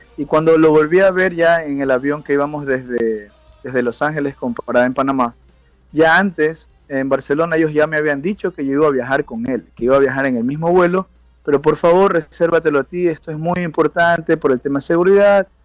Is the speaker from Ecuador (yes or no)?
yes; Ecuador; moved away; yo soy de Ecuador